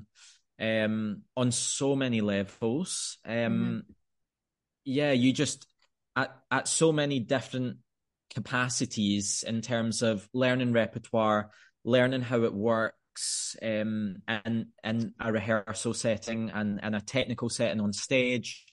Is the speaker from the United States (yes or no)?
no; Scotland, United Kingdom; moved away as an adult; with my family being based in Scotland, and you know, it's my home country